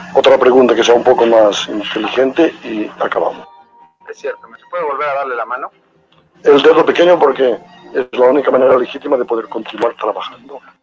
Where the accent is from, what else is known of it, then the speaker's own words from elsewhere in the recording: Mexico; para México, para nuestro país